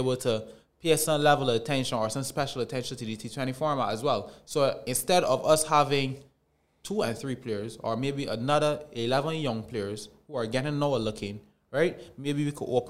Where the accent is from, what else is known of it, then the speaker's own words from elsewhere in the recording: Barbados; we're from Barbados